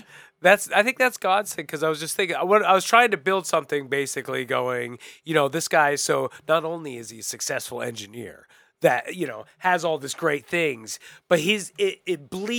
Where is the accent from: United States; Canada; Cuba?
United States; Florida; I grew up in Florida.